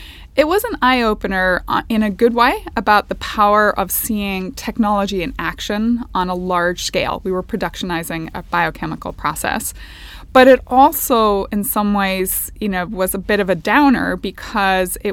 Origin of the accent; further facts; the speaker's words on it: Northern Ireland, United Kingdom; moved away as an adult; I grew up in Northern Ireland